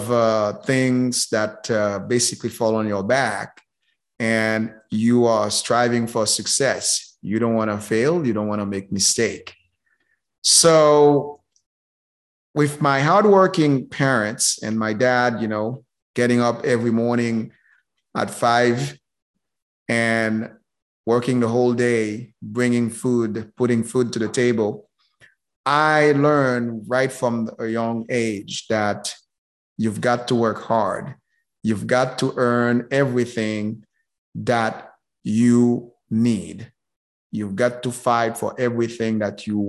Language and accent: English; Haiti; moved away; I was born and raised in Haiti